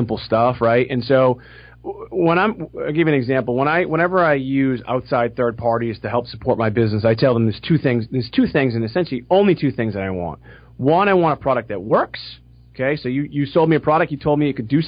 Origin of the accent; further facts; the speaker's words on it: Boston, Massachusetts, United States; I'm from Boston.